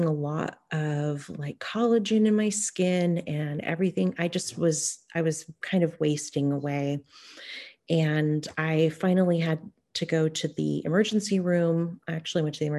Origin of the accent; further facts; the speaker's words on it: Hoopa, California, United States; now in Bay Area, United States; I am Karuk, and I grew up on and around the Hoopoe Valley Indian Reservation, and currently I'm living on Coast Miwok land in the Bay Area.